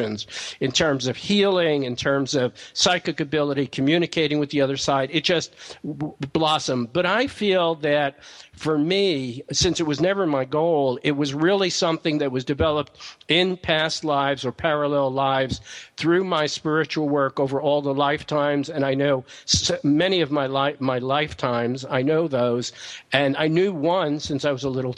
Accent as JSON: {"language": "English", "region": "New York", "country": "United States", "tie": "born or raised there", "said": "I'm from New York"}